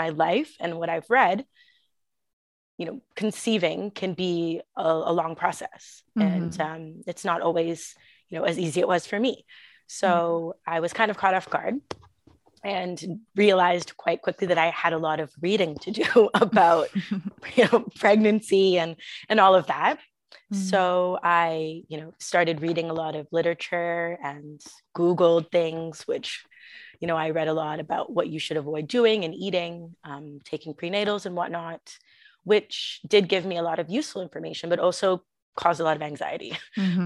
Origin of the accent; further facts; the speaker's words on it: Toronto, Ontario, Canada; moved away as an adult; now in Prague, Czech Republic; Originally, I'm from Canada, Toronto. I moved here about 8 years ago